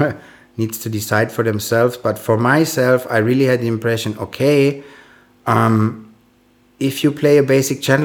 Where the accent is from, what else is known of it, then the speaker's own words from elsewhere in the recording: Frankfurt, Hesse, Germany; English is a second language; now in Berlin, Germany; I'm born in Frankfurt and I grew up in Frankfurt. So I'm German.